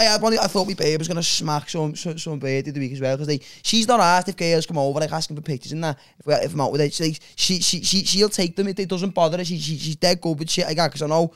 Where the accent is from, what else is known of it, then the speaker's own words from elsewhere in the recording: Liverpool, North West England, United Kingdom; now in Whiston, United Kingdom; I'm not from there. I just live there. I'm actually from Edge Lane.